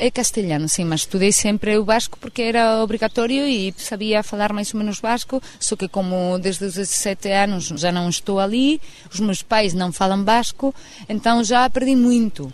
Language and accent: Portuguese; San Sebastián, Basque Country, Spain; Portuguese is a second language; minha terra, eh, São Sebastião, do País Vasco